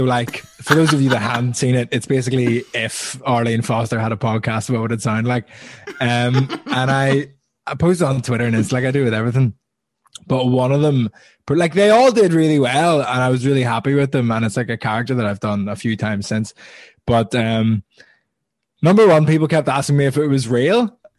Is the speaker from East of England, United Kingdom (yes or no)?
no; Belfast, Northern Ireland, United Kingdom; moved away as an adult; now in London, United Kingdom; But I'm from Belfast. I'm half Italian.